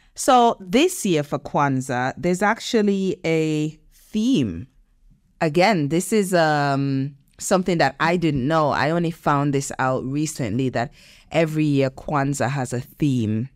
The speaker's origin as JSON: {"language": "English", "region": "Nevis", "country": "St. Kitts & Nevis", "tie": "born or raised there", "moved": "yes", "said": "I grew up in in the Caribbean, as you know, in Nevis"}